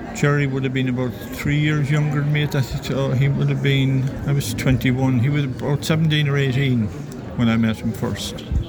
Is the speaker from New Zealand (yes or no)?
no; Limerick, Munster, Ireland; I'm from Limerick